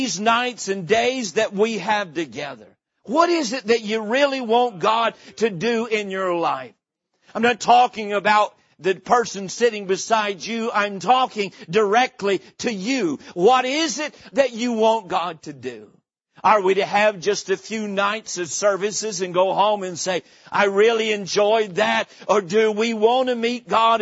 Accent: Boone, North Carolina, United States; moved away; I was born in the mountains of North Carolina, grew up in the little town of Boone

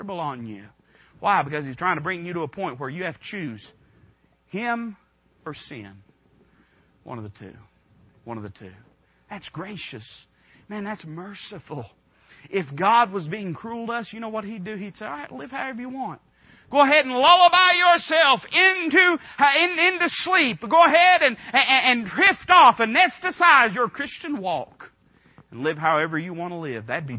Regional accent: United States; accent: hillbilly backwoods; the hillbilly backwoods way that I talk

